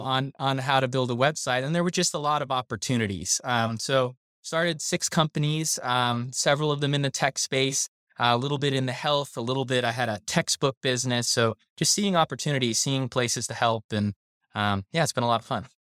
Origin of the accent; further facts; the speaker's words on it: South Florida, United States; I was raised in South Florida